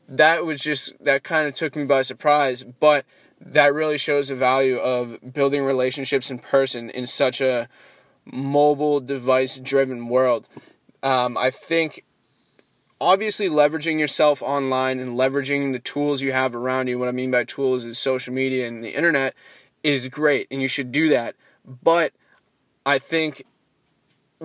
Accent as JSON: {"language": "English", "region": "East Coast", "country": "United States", "moved": "as an adult", "said": "I am from the East Coast, I don't have any connections out here"}